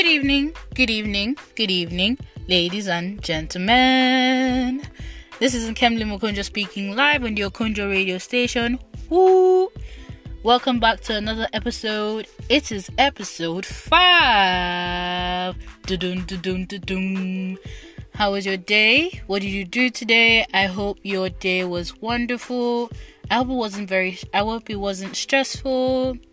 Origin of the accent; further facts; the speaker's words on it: Nigeria; first language Igbo; English is a second language; my country, Nigeria, which is located in West Africa